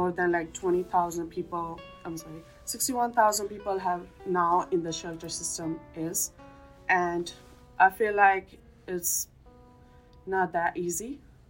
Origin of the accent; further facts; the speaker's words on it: Queens, New York, United States; I'm coming from Queens.